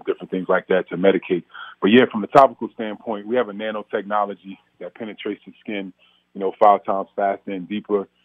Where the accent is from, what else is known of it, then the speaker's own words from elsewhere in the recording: Orange, New Jersey, United States; I'm from Orange, New Jersey, and the war on drugs was real